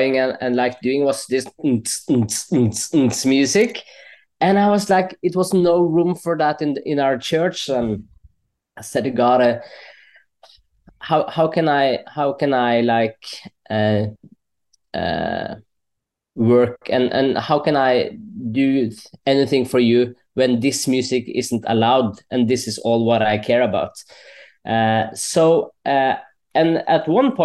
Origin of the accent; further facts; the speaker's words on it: Stange, Innlandet, Norway; English is a second language; also born or lived in Colombia; I'm actually adopted from Colombia. So I got to Norway when I was around 2.5 years old. And then I was raised in a Christian family